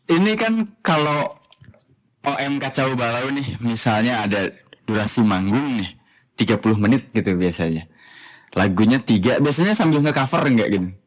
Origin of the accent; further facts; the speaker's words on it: Klaten, Central Java, Indonesia; Saya juga asli Klaten